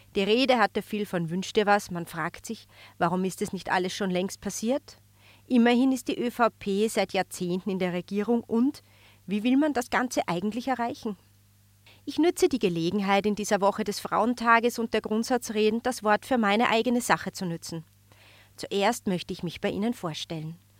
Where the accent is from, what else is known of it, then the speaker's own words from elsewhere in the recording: Upper Austria, Austria; Ich bin in Oberösterreich geboren.